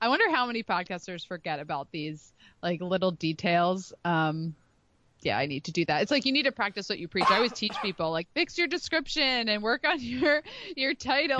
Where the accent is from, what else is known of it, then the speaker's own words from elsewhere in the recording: Philadelphia, Pennsylvania, United States; now in Rhode Island, United States; I live in Rhode Island, but I'm from the Philadelphia area